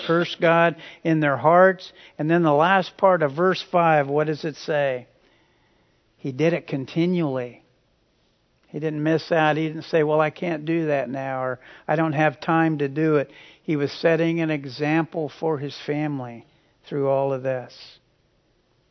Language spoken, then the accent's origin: English; Hutchinson, Kansas, United States; where I grew up in Hutchinson